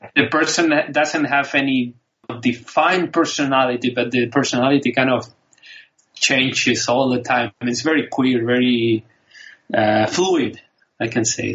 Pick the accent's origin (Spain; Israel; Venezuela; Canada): Spain; English is a second language; I grew up in Spain